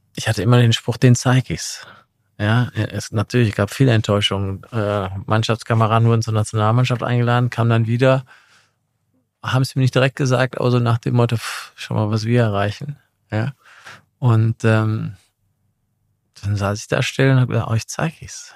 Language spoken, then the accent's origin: German; Essen, North Rhine-Westphalia, Germany; moved away as an adult; also born or lived in Milan / London; now in Munich, Germany; ich bin in Essen aufgewachsen, im Ruhrgebiet